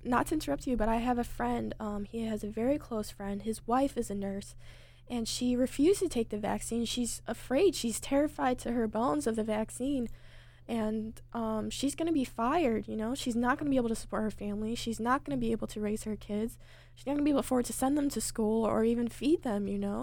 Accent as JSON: {"language": "English", "country": "United States", "said": "as an American"}